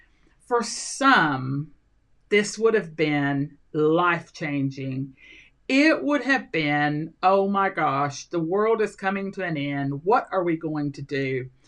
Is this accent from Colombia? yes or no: yes; Colombia; also born or lived in Central America / Mexico; I grew up in Colombia, South America. And then I lived in just about every country in Central America. I've been in Venezuela, I've been in other South American countries, and I've lived in Mexico.